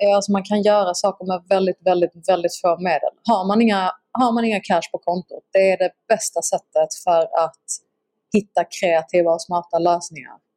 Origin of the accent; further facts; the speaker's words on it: Skåne, Sweden; accent: Scanian (skånska); när jag snackar skånska